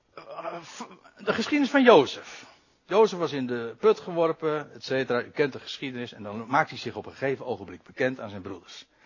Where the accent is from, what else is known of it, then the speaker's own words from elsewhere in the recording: Netherlands; als Nederlanders